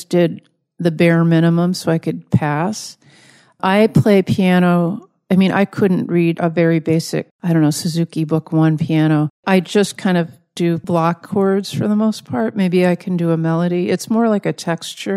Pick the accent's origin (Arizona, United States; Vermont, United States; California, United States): California, United States; Los Angeles; moved away; also born or lived in Chicago; I grew up in Los Angeles and I moved to Chicago in 92. And then my boyfriend and I moved back to LA in 2010.